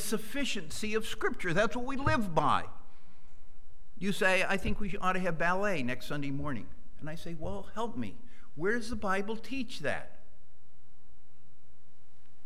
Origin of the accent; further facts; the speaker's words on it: Western Massachusetts, United States; moved away; I was raised in Western Massachusetts